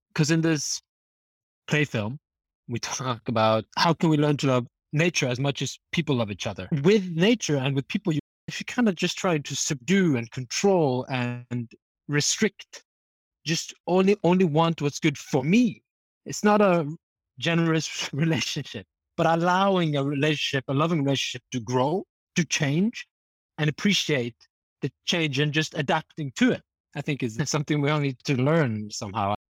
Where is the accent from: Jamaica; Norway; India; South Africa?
Norway; moved away; also born or lived in France / Canada; I'm from Norway